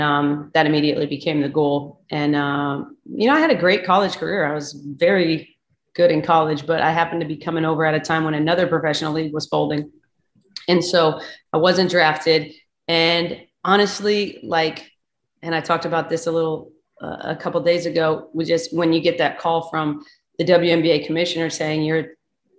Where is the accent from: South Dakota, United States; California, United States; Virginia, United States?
South Dakota, United States; I'm from South Dakota